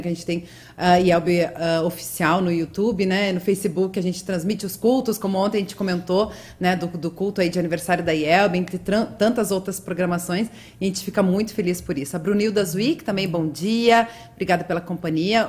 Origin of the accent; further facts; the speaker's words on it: Rio Grande do Sul, Brazil; sou gaúcha, já falo troteando